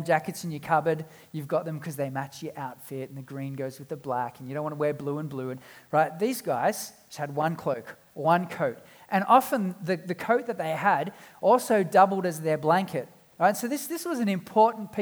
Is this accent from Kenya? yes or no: no; South Africa; now in Australia; I was born in South Africa and we've been back a number of times